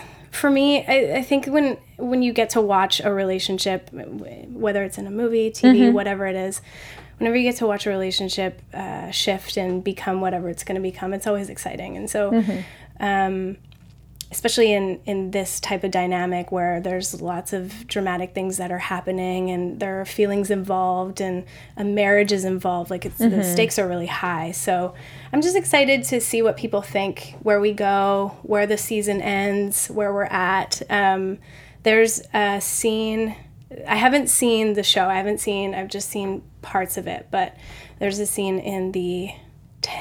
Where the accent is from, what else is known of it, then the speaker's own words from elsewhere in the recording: Canada; I'm Canadian